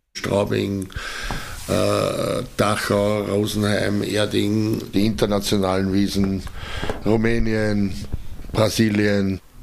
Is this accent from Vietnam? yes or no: no; Eastern Austria, Austria; bei uns in Österreich, in Ostösterreich